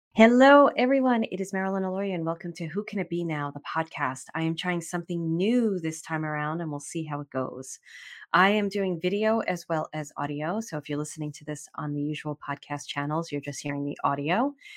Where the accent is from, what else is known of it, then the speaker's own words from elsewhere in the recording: New York, United States; We're both from New York